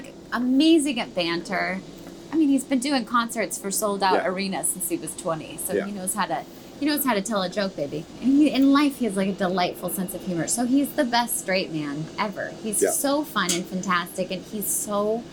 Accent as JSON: {"language": "English", "town": "Denver", "region": "Colorado", "country": "United States", "tie": "born or raised there", "said": "I grew up in Denver"}